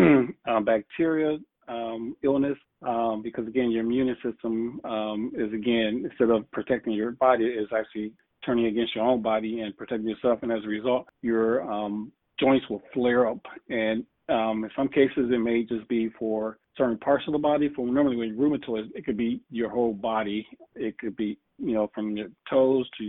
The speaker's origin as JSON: {"language": "English", "town": "Toledo", "region": "Ohio", "country": "United States", "said": "And I'm from Toledo"}